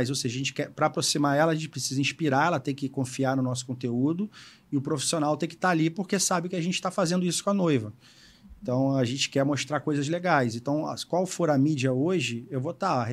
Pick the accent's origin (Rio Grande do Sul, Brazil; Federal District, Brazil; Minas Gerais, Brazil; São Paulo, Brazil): Rio Grande do Sul, Brazil; Sou gaúcho, faço churrasco.